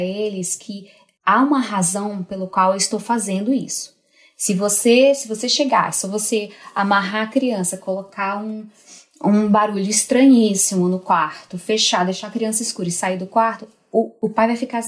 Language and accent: Portuguese; Northeast Region, Brazil; moved away as an adult; also born or lived in Portugal; eu nasci mulher numa região machista, né? Sou nordestina